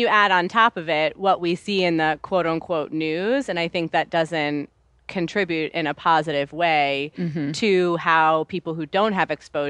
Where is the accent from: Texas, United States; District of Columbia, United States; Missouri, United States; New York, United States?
New York, United States; New York City; I grew up in New York City. Like, I walked to school every day. We didn't leave the city that often